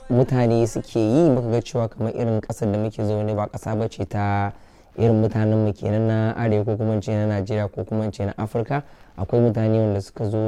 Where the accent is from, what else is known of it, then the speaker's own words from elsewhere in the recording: Kano, Kano State, Nigeria; now in London, United Kingdom; na tashi ne a garin Kano shekara ta 22 kenan a nan a London